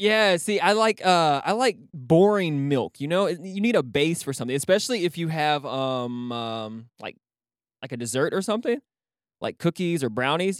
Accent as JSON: {"language": "English", "region": "Texas", "country": "United States", "said": "I'm fucking Texan"}